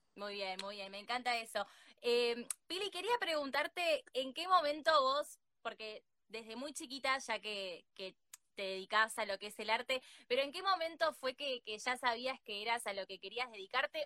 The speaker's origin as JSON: {"language": "Spanish", "country": "Argentina", "said": "acá en Argentina"}